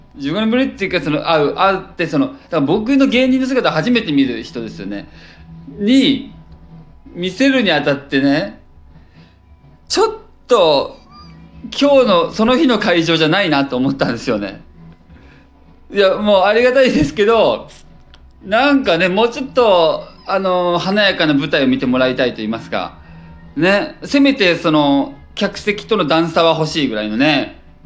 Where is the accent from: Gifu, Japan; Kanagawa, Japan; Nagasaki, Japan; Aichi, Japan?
Gifu, Japan; moved away as an adult; also born or lived in Osaka; now in Tokyo, Japan; 岐阜で育って岐阜県出て